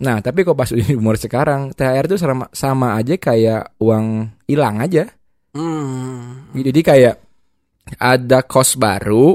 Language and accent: Indonesian; Bandung, West Java, Indonesia; gue orang Bandung semua